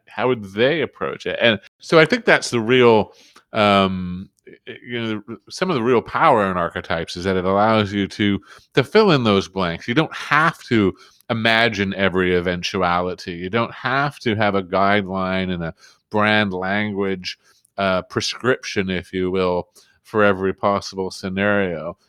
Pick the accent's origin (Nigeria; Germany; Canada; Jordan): Canada; being Canadian